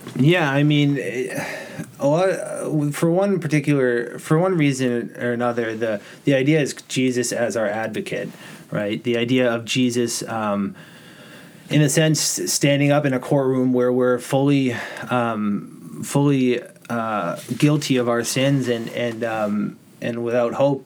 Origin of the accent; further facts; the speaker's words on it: Norwell, Massachusetts, United States; I grew up here in in Norwell